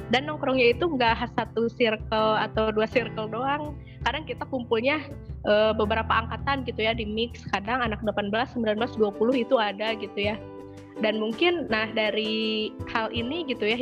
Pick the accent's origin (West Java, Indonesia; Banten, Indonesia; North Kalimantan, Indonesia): West Java, Indonesia; khususnya mungkin kalau aku sebagai orang Sunda gitu ya e, menilainya tuh kayak gini